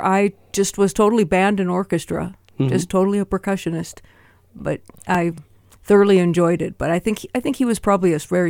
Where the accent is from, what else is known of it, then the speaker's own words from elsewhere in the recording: Great Falls, Montana, United States; I was born in Great Falls and went to school at Lewis and Clark and East Middle School and Great Falls High. Mm. So I'm a local girl.